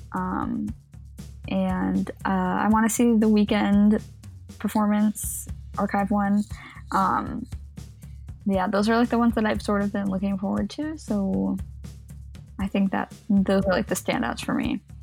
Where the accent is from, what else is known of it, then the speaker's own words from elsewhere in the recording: Chicago, Illinois, United States; it's Chicago. We got to shout out my hometown.